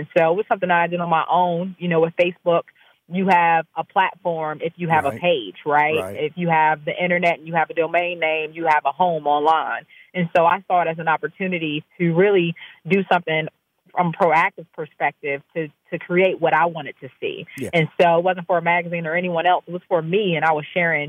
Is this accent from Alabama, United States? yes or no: no; Maryland, United States; I'm an East Coast person, yes. I'm based here, born and raised, left for a little while